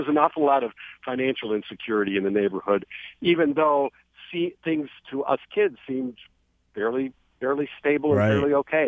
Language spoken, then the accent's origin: English; Detroit, Michigan, United States; I was born in 1950 in the West Grand Boulevard, Linwood area on the near west side of Detroit